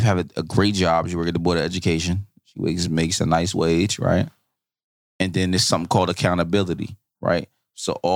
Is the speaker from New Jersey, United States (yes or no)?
yes; Newark, New Jersey, United States; I'm from Newark.